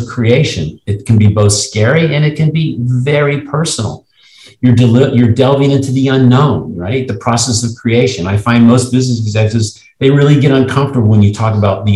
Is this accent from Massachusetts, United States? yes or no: no; Cincinnati, Ohio, United States; my hometown in Cincinnati